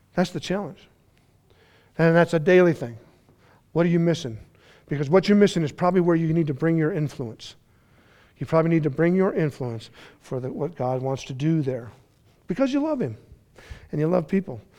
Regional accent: Colorado, United States; I'm from Colorado

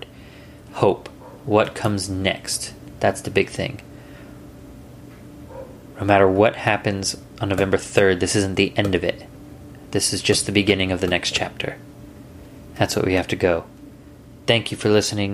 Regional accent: United States; I'm American

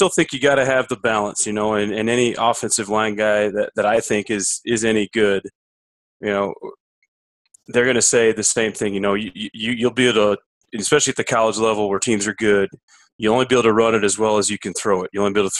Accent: the North, United States; where I grew up in the North

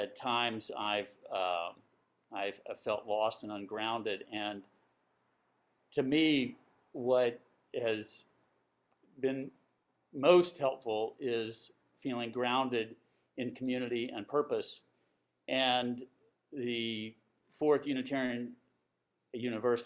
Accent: Atlanta, Georgia, United States; moved away as an adult; now in New York, United States; originally from Atlanta, Georgia. Been in New York ever since coming here for graduate school

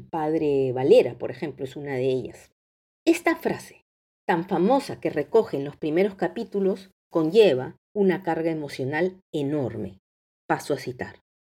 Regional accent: Peru; nuestro país

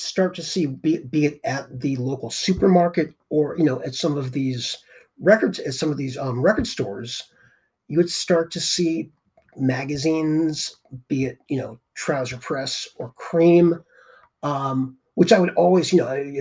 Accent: Boston area, Massachusetts, United States; growing up in the Boston area

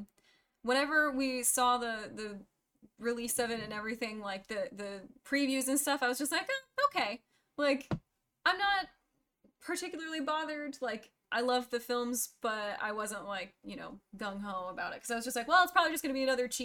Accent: United States; being an American

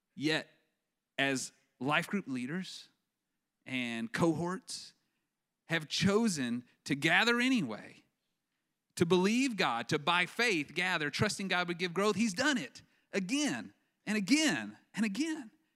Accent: West Texas, United States; I grew up in West Texas, where they grow cotton like crazy

